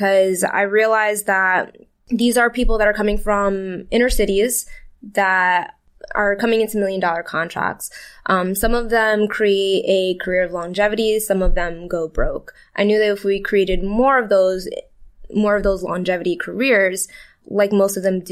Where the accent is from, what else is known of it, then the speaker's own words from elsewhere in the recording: Brooklyn, New York, United States; I was born in Brooklyn. I was there till I was about like 10